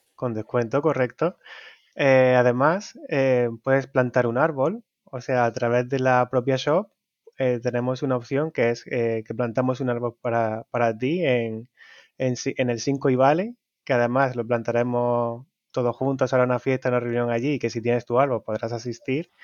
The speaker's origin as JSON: {"language": "Spanish", "town": "Jaén", "region": "Andalusia", "country": "Spain", "said": "yo soy también andaluz, pero un poquito más al norte que, que Málaga, soy de Jaén"}